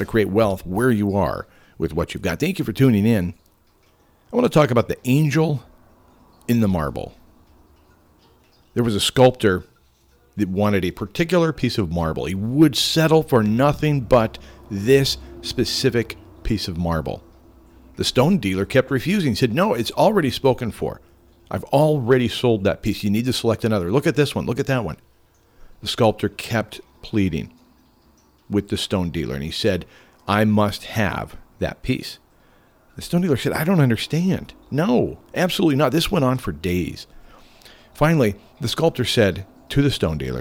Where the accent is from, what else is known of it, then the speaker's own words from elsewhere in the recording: Homer, United States; Here in my hometown of Homer